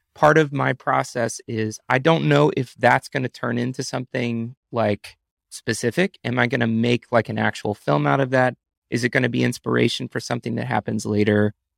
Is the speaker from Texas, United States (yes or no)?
yes; Texas, United States; moved away as an adult; now in New York, United States; I'm from Texas, but I've been in New York the last five years.